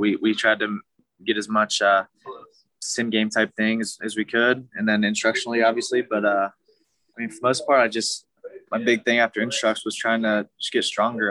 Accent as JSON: {"language": "English", "town": "Milwaukee", "region": "Wisconsin", "country": "United States", "tie": "born or raised there", "also_born_or_lived": "Oklahoma", "moved": "yes", "said": "I grew up in Milwaukee, uh, and then moved to Oklahoma"}